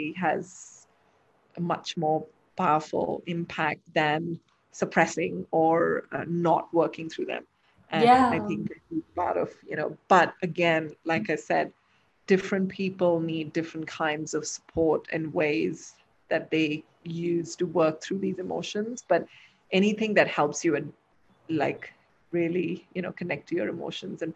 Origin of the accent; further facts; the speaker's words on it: Delhi and Lucknow, northern India, India; also born or lived in Dubai; now in Bangalore, India; We're from, you know, up north in Delhi and Lucknow.